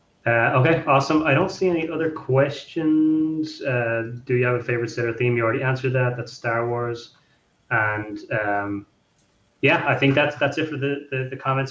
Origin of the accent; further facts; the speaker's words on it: Ireland; now in New Jersey, United States; I'm here now, but I'm originally from Ireland.